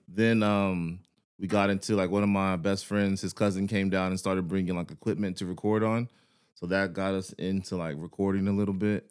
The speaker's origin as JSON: {"language": "English", "town": "Houston", "region": "Texas", "country": "United States", "moved": "as an adult", "lives_now": "San Antonio, United States", "said": "I'm from Houston"}